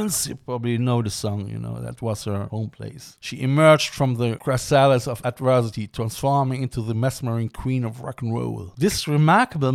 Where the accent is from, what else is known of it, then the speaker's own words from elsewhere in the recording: Cologne, North Rhine-Westphalia, Germany; Cologne is my hometown